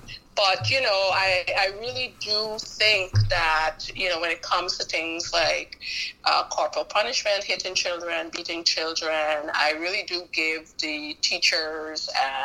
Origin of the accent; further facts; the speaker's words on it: Georgetown, Demerara-Mahaica, Guyana; also born or lived in Pomeroon; I was born in the Pomeroon at Charity Hospital. And when I was about 5 or 6 months old, my parents moved to Georgetown.